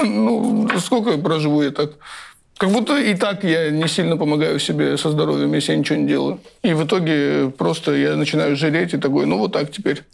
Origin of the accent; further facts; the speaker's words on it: Tbilisi, Georgia; я из Тбилиси